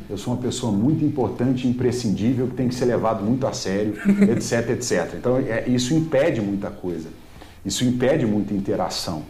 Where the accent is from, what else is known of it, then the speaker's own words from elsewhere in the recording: Minas Gerais, Brazil; Eu sou de Minas